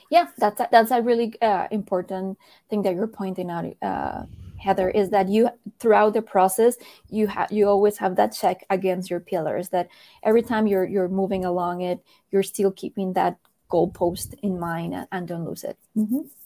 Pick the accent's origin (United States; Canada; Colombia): Colombia; I was born in Colombia.